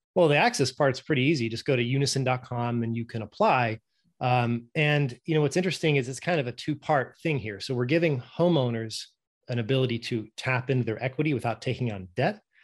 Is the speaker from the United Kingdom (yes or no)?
no; Norway; moved away; I'm originally from Norway, and that's just how we pronounce it